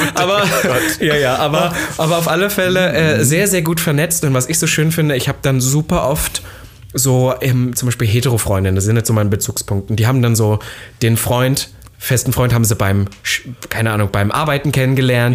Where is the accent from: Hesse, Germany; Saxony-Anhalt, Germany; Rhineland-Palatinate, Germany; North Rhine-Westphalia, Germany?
Saxony-Anhalt, Germany; Halle; now in Berlin, Germany; ich war in Halle, da wo ich herkomme